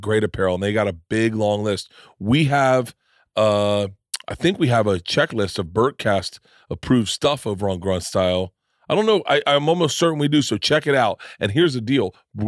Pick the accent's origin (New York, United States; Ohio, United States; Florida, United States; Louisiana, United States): Florida, United States; I grew up in Florida, and I spent my whole childhood like this.